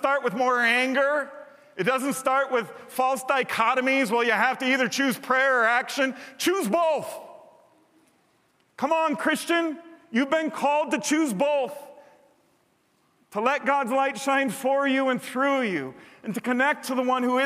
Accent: United States; I'm saying that as a proud American who waves the flag several holidays every year

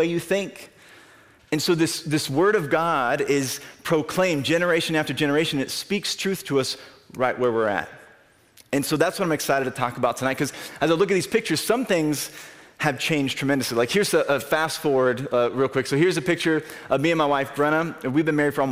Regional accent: Albia, Iowa, United States; I grew up in Albany

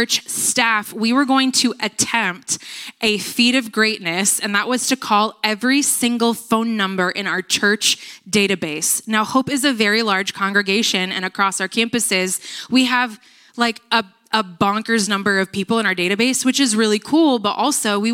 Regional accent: United States; I grew up in Nevada

